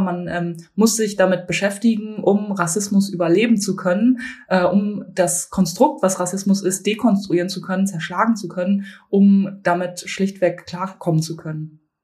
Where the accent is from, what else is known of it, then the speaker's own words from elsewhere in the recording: Bielefeld, North Rhine-Westphalia, Germany; moved away as an adult; now in Berlin, Germany; Ich bin äh, in Bielefeld aufgewachsen